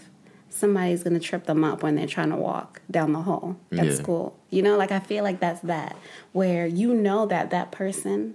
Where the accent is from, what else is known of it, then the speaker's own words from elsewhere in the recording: Zimbabwe; now in United States; someone like me, who was born and raised in Zimbabwe